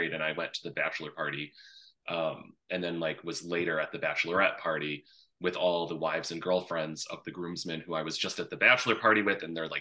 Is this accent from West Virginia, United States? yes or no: no; Connecticut, United States; now in upstate New York, United States; my home state of Connecticut